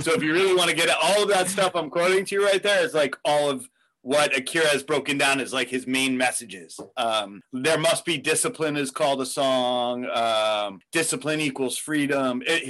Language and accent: English; Pelham, New York, United States; Where I grew up in New York, in Pelham, it's right like Westchester, Bronx, touch each other right there.